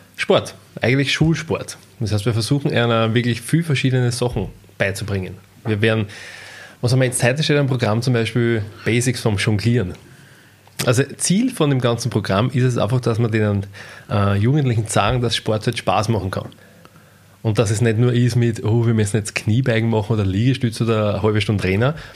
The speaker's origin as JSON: {"language": "German", "country": "Austria", "said": "Ausbildung bei uns in La gemacht"}